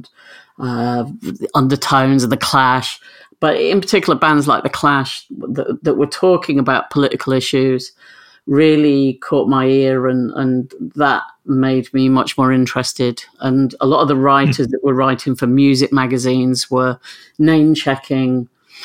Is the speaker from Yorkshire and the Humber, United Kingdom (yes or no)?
yes; Grimsby, Yorkshire and the Humber, United Kingdom; also born or lived in Switzerland; I moved back to my hometown of Grimsby